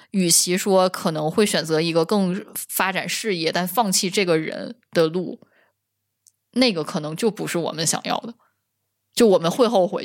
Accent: Northeast China, China; 我一个土生土长东北人，我不知道吗？

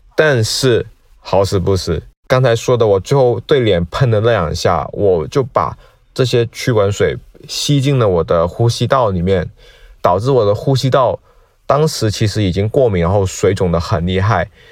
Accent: Guangdong, China; now in Shanghai, China; 我是一名广东人，那现在居住在上海

